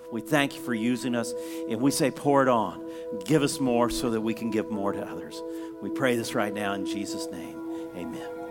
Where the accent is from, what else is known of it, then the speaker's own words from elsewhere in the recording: United States; As an American